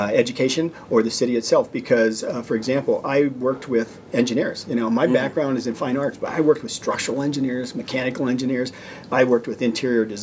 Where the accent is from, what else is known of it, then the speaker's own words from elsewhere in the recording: Salem, Ohio, United States; moved away; also born or lived in China; I grew up in Salem, and so my mother lives in Salem